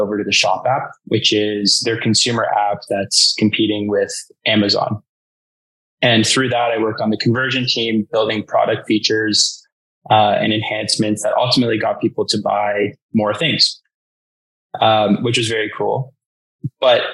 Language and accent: English; Toronto, Ontario, Canada; I grew up in Toronto